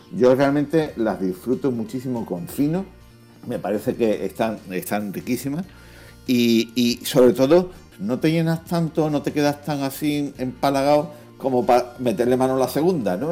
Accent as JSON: {"language": "Spanish", "region": "Andalusia", "country": "Spain", "said": "como buenos andaluces"}